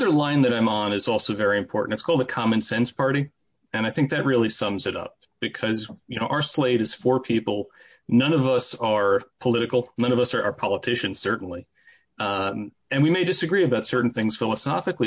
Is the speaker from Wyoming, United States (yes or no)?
no; Wesley Hills, New York, United States; moved away as an adult; also born or lived in Long Island; now in Oceanside, United States; I grew up in Rockland County in Muncie, Wesley Hills, and moved out to Long Island for law school